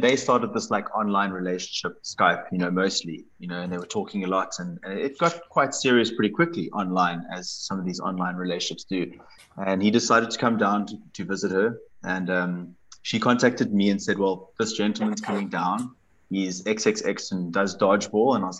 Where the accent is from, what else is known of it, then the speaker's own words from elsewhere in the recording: Cape Town, Western Cape, South Africa; I'm from Cape Town, which is the best part of South Africa